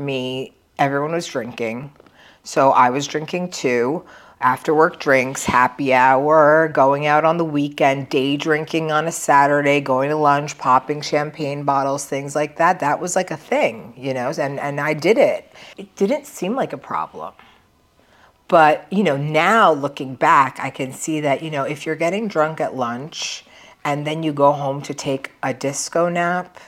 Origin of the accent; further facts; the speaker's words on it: Tenafly, New Jersey, United States; I grew up in Tenafly, New Jersey, which is actually right across the George Washington Bridge, so super close to New York City